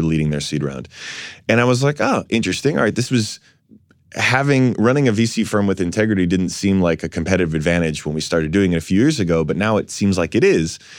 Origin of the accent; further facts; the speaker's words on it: New York City, New York, United States; I was born in Fort Greene